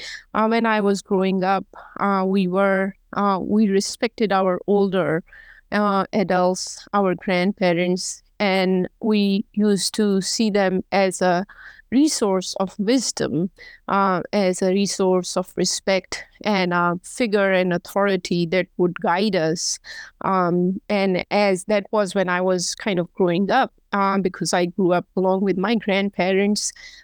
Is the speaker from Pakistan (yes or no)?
yes; Pakistan; moved away as an adult; now in United States; I've been in the United States for the last almost 21 years, and I grew up in Pakistan.